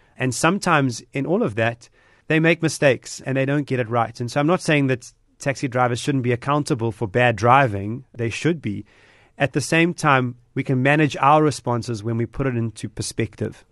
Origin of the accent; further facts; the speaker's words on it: Durban, KwaZulu-Natal, South Africa; Durbanite, about being South African